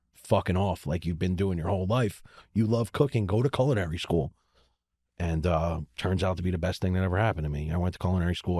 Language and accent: English; Baltimore, Maryland, United States; moved away; I was from Baltimore